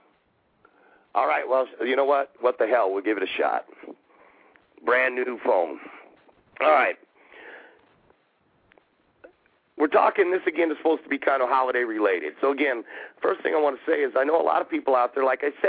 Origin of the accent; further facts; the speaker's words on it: Alaska, United States; growing up in Alaska